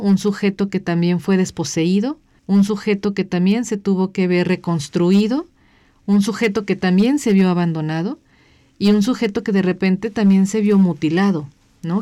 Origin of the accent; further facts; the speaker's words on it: Michoacán, Mexico; Michoacán, ¿no? Que es de donde yo soy.